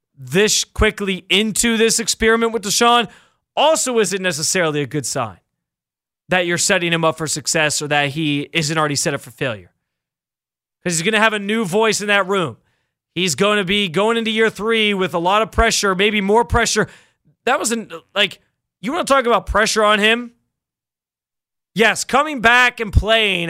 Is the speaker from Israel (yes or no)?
no; Western New York, United States; moved away as an adult; also born or lived in Baltimore; I'm from Western New York. Spent like sixth grade through high school there